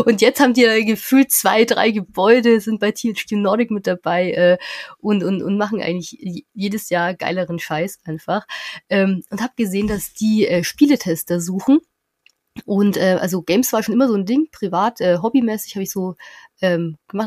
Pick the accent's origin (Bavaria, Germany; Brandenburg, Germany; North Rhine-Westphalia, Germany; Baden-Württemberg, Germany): Bavaria, Germany; near Nuremberg; ich komme aus der Nähe von Nürnberg, fünf mhm. Häuser im Wald und da hört die Straße auf.